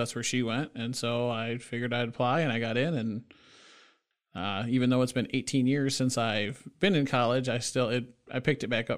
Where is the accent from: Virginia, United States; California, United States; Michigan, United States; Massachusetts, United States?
Michigan, United States; Battle Creek; now in Lansing, United States; So I'm originally from Battle Creek, Michigan. I moved up here to Lansing probably about 6 years ago.